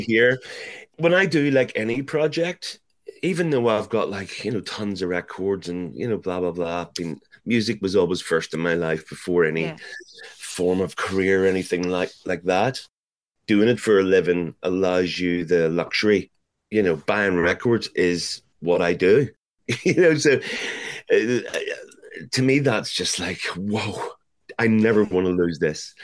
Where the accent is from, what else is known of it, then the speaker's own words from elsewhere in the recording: Belfast, Northern Ireland, United Kingdom; growing up in Belfast